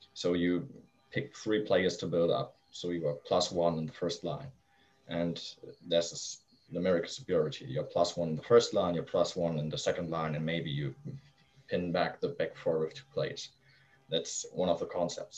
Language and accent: English; Flensburg, Schleswig-Holstein, Germany; born or raised there; English is a second language; also born or lived in Kiel